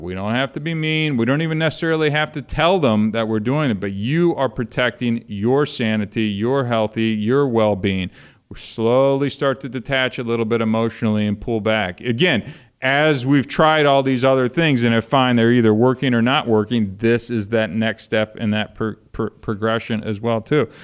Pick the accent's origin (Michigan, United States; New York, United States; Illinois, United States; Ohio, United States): Ohio, United States; moved away as an adult; also born or lived in Kentucky; I was born in Kentucky, raised in Ohio, lived out here for the last thirty years